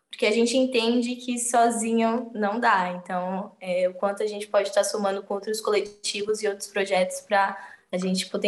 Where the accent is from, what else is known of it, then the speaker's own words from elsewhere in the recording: São Paulo, Brazil; E a partir do momento que eu fui entendendo que a minha, na minha quebrada, no, no território, em Emelino Matarazzo, tem espaços que são tão potentes ou maior do que eu posso encontrar no centro